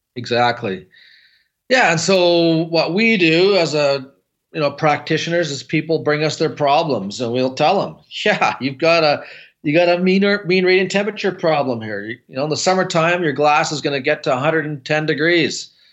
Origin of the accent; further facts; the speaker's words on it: Canada; I'm from Canada